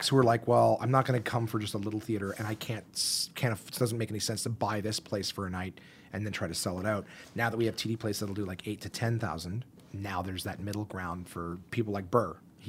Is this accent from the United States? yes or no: no; Canada; As Canadian Vegas as you can get, because they're still, all right, we're still nice people.